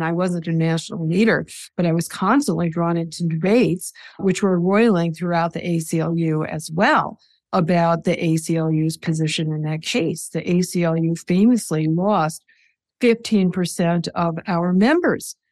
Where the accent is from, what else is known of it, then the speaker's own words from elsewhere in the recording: New Jersey, Minnesota, United States; now in New York, United States; I was born in New Jersey outside of New York City